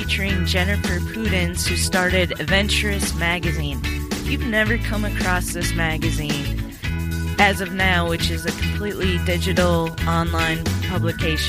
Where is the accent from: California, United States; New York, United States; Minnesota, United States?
Minnesota, United States; growing up in Minnesota